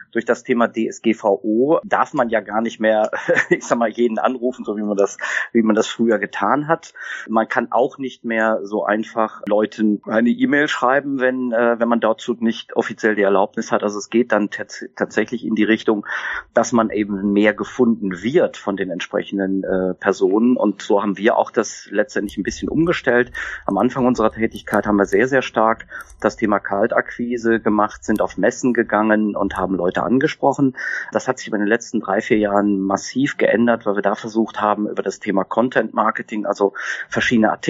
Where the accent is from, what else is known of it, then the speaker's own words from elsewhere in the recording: North Rhine-Westphalia, Germany; born there; Also ich bin geboren im Sauerland habe dann äh, Betriebswirtschaftslehre studiert an der Uni in Siegen